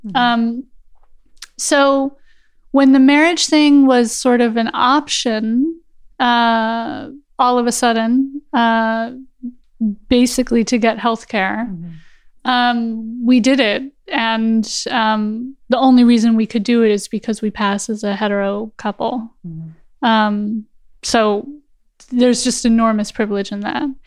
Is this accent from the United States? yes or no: yes; Los Angeles, California, United States; moved away as an adult; now in Germany; I'm born and raised in Los Angeles and lived there my entire life.